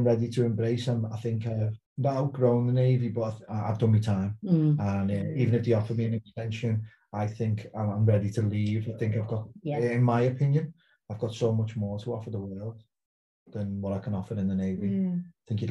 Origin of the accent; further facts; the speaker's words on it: Liverpool, North West England, United Kingdom; accent: Scouse; moved away as an adult; also born or lived in Portsmouth; now in South Coast, England; growing up as a Scouser